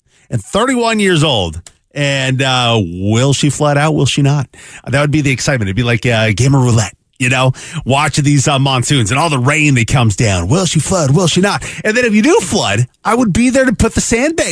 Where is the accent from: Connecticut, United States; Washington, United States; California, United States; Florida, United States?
Washington, United States; west side of; moved away as an adult; now in Arizona, United States; I grew up in the Pacific Northwest